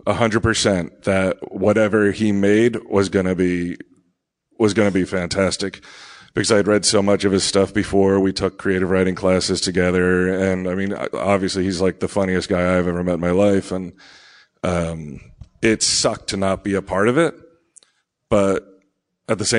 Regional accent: New Jersey, United States

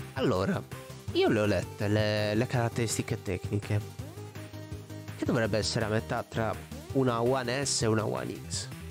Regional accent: Olbia, Sardinia, Italy; io sono di Olbia, Sardegna

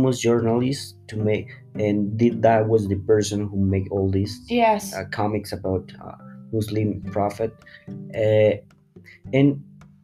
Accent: Colombia; I live, I'm from Colombia

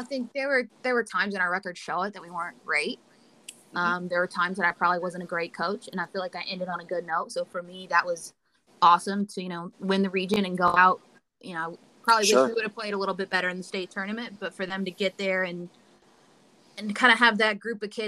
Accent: Lexington, Kentucky, United States; I'm from Kentucky originally. I grew up in Lexington, went to Center College

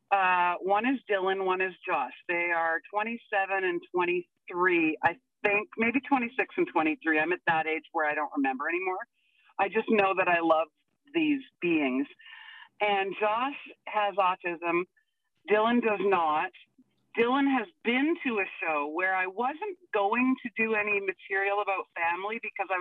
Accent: Vancouver, British Columbia, Canada; moved away as an adult; now in Alberta, Canada; I was born and raised in Vancouver, so I am not I am not a true Albertan

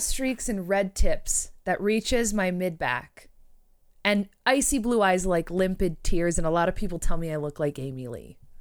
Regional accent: Canada; I'm Canadian.

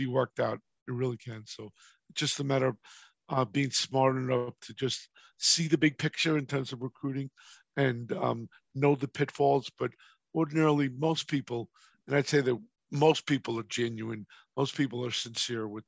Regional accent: New York, United States; moved away; I'm from New York originally

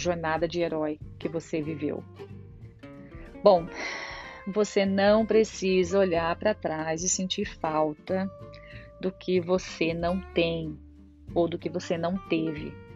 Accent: Brazil; moved away as an adult; now in Ireland; Eu saí do Brasil em 2012

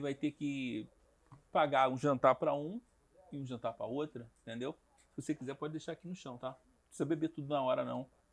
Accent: Rio de Janeiro, Brazil; eu sou carioca

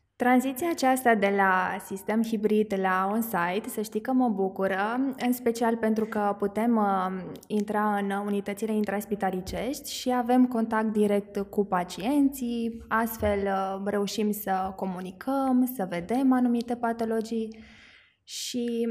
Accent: Mehedinți County, Romania; sunt uh, născută și crescută în Mehedin

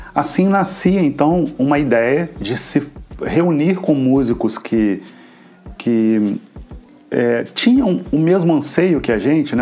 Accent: Juiz de Fora, Minas Gerais, Brazil; moved away as an adult; now in Cabo Frio, Brazil; Eu venho de Minas Gerais, sou oriundo das Minas Gerais, de Juiz de Fora

